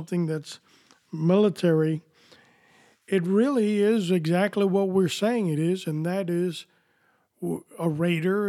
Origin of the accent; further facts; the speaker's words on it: New York City, New York, United States; I was born here in New York City